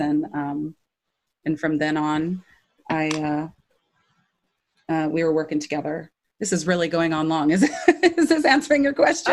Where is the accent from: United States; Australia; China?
United States; Irvine, California; also born or lived in Hinesville, Georgia / Ramona, San Diego County; I grew up in uh, Orange County, um, in Irvine